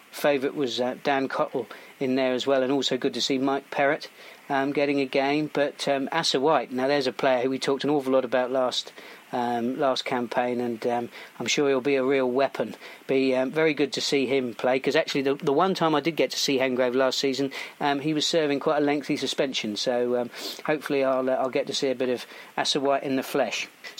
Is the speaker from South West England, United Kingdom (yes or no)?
yes; Melksham, South West England, United Kingdom; my hometown club, Melksham.